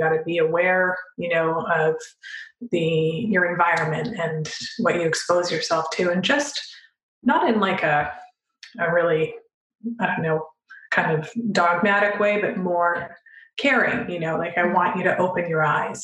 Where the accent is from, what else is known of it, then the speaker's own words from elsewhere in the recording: Canada; my dad was from Europe and we grew up in Canada